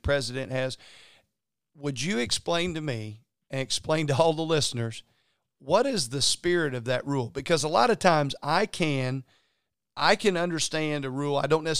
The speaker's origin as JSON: {"language": "English", "town": "Louisville", "region": "Kentucky", "country": "United States", "tie": "born or raised there", "said": "As he said, he's always been chucking it from the cheap seats growing up in Louisville. And being a Louisville native, could not be more happier for that man"}